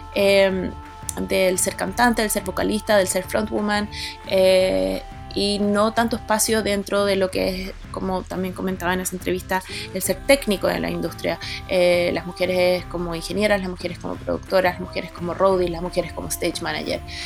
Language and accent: Spanish; Chile; moved away as an adult; also born or lived in Boston, United States / New York, United States; yo me fui a estudiar música de Estados Unidos cuando tenía 19 años, salí del colegio a los 18, pasaron 6 meses y me fui. Y estuve 4 años, 3 años y medio, 4 años en, Boston, eh, después 6 meses en Nueva York, después me volví a Chile